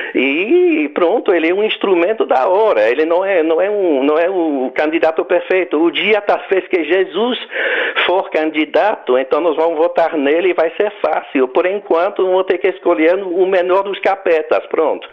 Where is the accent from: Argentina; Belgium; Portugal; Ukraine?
Belgium; accent: foreign; Portuguese is a second language; moved away as an adult; now in Goiânia, Brazil; eu tenho um sotaque estrangeiro, um nome estrangeiro, não é? Então eu sou um brasileiro eh, adotivo, digamos, né? Quer dizer, eu, eu, eu, eu venho da Bélgica